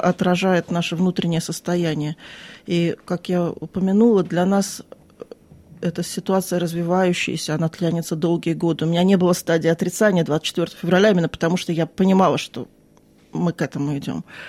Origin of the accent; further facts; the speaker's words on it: Crimea, Ukraine; moved away as an adult; now in Sydney, Australia; Я из Крыма